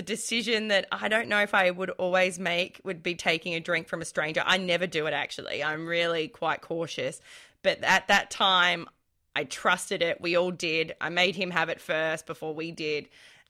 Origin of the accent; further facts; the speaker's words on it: Australia; I'm an Australian